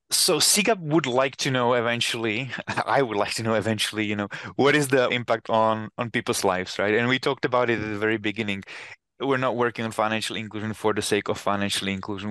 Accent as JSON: {"language": "English", "country": "Czechia", "tie": "born or raised there", "moved": "as an adult", "lives_now": "United States", "said": "I come from Czech Republic, and I remember when a while ago I went back to my hometown, which is very small hometown"}